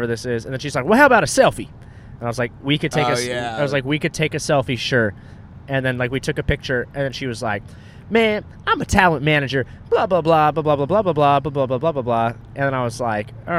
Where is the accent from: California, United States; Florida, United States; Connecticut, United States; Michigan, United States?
California, United States; Orange County; Orange County